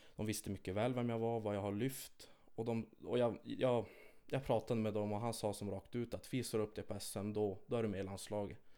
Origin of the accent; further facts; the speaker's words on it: Kiruna, Norrbotten County, Sweden; jag är född och uppvuxen här i Kiruna